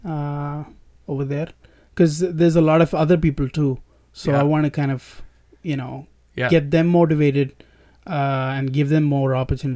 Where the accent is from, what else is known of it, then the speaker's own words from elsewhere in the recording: Chennai, Tamil Nadu, India; moved away as an adult; now in Fremont, United States; Tamil Nadu, Chennai. Pretty much the whole time I was there.